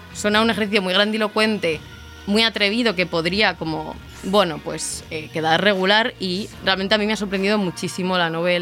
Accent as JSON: {"language": "Spanish", "town": "Madrid", "region": "Community of Madrid", "country": "Spain", "said": "yo soy de Madrid y salía mucho por Malasaña"}